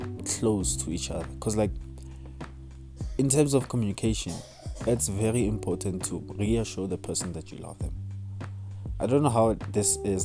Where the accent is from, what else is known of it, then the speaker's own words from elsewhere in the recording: South Africa; as a South African